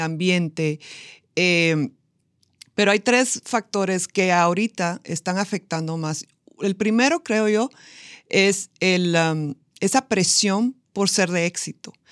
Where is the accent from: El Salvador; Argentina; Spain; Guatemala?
Guatemala; fundar diferentes fundaciones en Guatemala, de donde soy